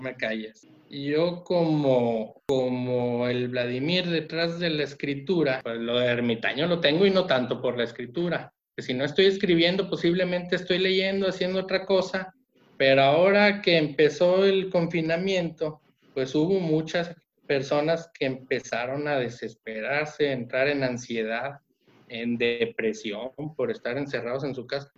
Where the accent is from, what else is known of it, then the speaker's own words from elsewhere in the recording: Mexico; mi país, México.